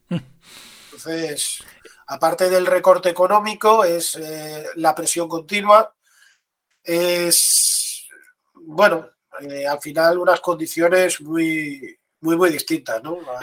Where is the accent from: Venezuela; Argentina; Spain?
Spain; Seville, Andalusia; also born or lived in A Coruña; yo soy de Sevilla y ahora por suerte estoy aquí